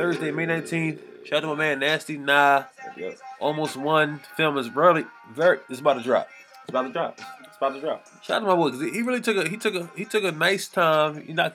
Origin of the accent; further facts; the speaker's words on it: Philadelphia, Pennsylvania, United States; shout out to my city, man. My city.